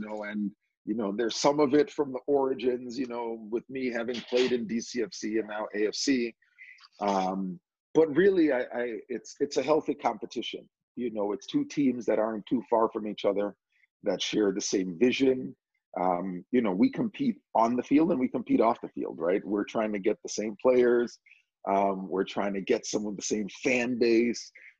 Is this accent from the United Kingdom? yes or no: no; New York, United States; you talk about Jamaican and growing up in New York with, you know, Jamaican parents going through the youth soccer, you know, ODP system and all that. Like, I literally followed that path of an Edson Buttle